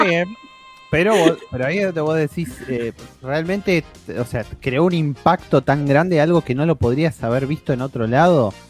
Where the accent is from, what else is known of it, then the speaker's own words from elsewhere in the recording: Argentina; somos argentinos